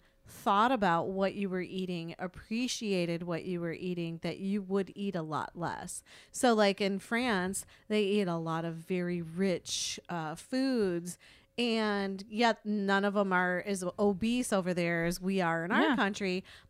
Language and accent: English; United States; as an American